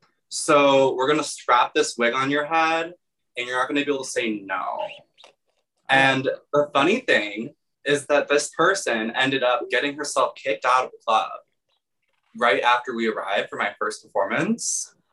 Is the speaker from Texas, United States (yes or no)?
yes; Texas, United States; I grew up in Texas.